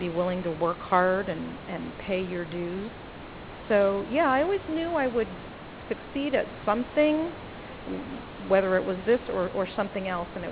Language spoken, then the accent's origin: English; Los Angeles, California, United States; I grew up in Los Angeles